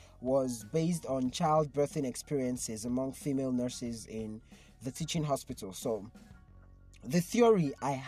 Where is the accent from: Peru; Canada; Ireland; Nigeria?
Nigeria; It was crazy being a Nigerian in 2020